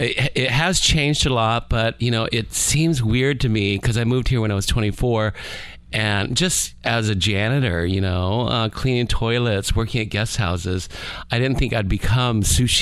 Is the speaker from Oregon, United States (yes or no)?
yes; Keizer, Oregon, United States; moved away as an adult; also born or lived in Bangkok, Thailand / Texas; now in Key West, United States; I was born in Thailand, Bangkok, Thailand, and I moved to the States when I was around 9 years old. We went to Texas, eventually settling in Oregon. But I moved from Oregon to Key West when I was about 24 years old.